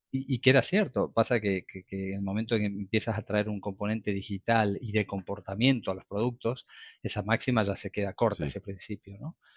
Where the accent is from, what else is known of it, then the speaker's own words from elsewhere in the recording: Argentina; moved away as an adult; now in Barcelona, Spain; yo soy de Argentina, estudié en Argentina, eh, como mi acento lo delata.